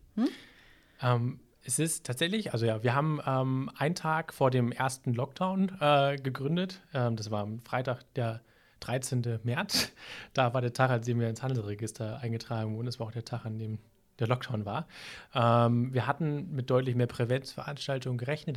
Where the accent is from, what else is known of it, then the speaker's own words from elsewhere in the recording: Hamburg, Germany; now in Minden-Lübbecke, Germany; das sage ich als Hamburger